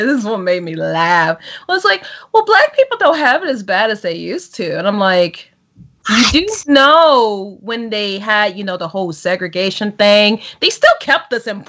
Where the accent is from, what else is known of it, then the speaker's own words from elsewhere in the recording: Bradbury Heights, Maryland, United States; moved away as an adult; also born or lived in Washington, D.C.; now in Canada; Born in Washington, D.C., raised in Maryland.